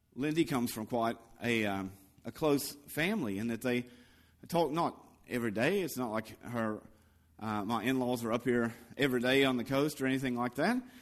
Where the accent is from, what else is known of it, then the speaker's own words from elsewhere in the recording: the Bible Belt, United States; moved away; when I was growing up in, uh, in the Bible Belt in America